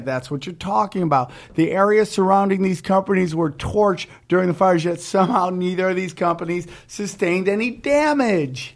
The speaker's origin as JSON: {"language": "English", "town": "Cortland", "country": "United States", "tie": "born or raised there", "said": "my hometown of Cortland, man, all the manufacturing left"}